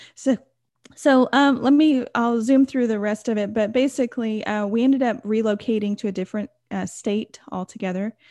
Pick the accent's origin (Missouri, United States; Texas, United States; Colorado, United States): Texas, United States; I grew up in, uh, America. I'm from Texas